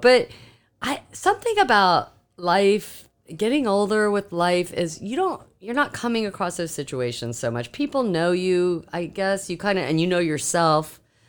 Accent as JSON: {"language": "English", "region": "Okinawa", "country": "Japan", "tie": "born there", "also_born_or_lived": "Korea", "said": "I was born in Okinawa, Japan, and we lived in Korea."}